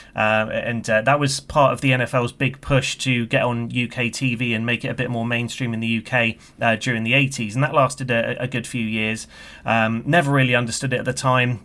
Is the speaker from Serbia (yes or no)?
no; United Kingdom; you can tell by my accent. from the U K.